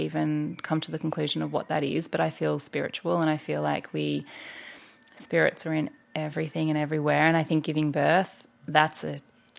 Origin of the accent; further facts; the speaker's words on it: Anglesey, Wales, United Kingdom; I grew up in Anglesey at the beach, so it's an important part of my life too.